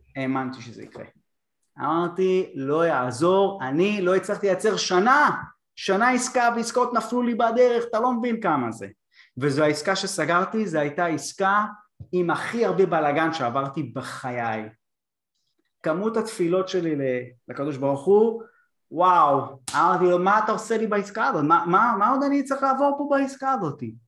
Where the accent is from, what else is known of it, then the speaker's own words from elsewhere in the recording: Bat Yam, Tel Aviv District, Israel; הילד מבת ים